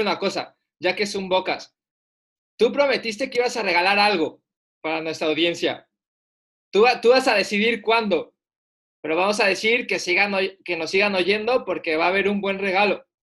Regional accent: Puebla, Mexico; El Puebla, de donde soy

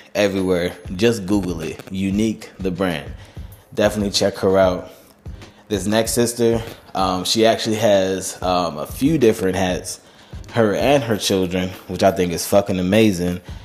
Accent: Charlotte, North Carolina, United States; born or raised there

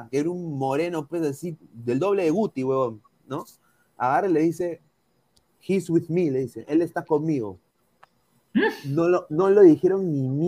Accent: Peru; O sea, yo soy peruano, sí.

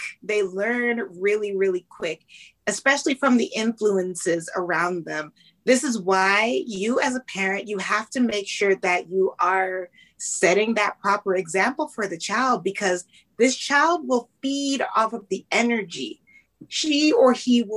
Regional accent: Canada; I was born in Canada into a Jamaican family

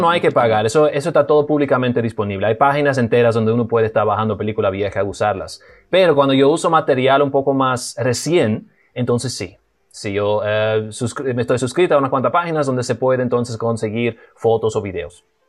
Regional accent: Cibao, Dominican Republic; Spanish is a second language; now in Jarabacoa, Dominican Republic; me crié en el Cibao, pero soy de una familia alemana. Así que yo vine al país cuando tenía como 13 años de edad y aprendí el español

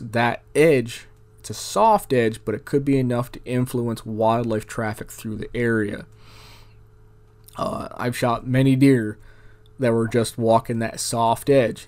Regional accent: New York, United States; now in Arizona, United States; I grew up in New York State.

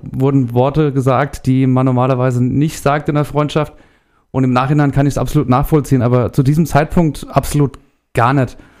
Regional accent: Erlensee, Hesse, Germany; komme aus Erlensee

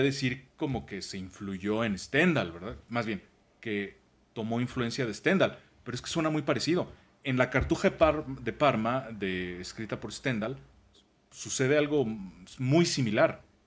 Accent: Mexico; somos mexicanos

